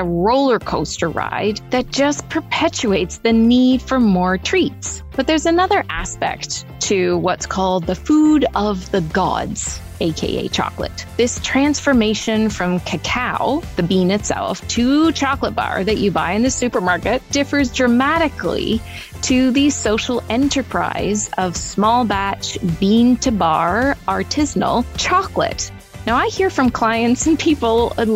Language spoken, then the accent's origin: English; Toronto, Ontario, Canada; here in my hometown of Toronto